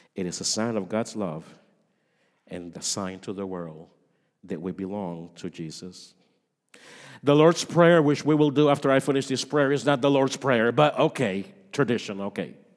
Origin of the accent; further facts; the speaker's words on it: Puerto Rico; moved away; I come from Puerto Rico